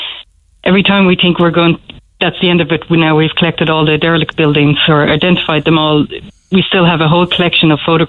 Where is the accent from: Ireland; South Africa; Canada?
Ireland; Dublin, Leinster; now in Cork, Ireland; But I'm from Dublin